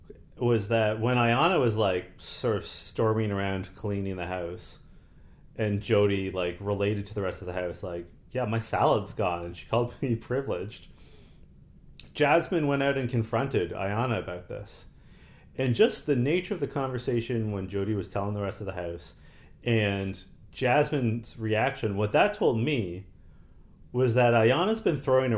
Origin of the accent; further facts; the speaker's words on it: Canada; a song which always gets me hype because I am Canadian and we love hockey, and they always play … at hockey games.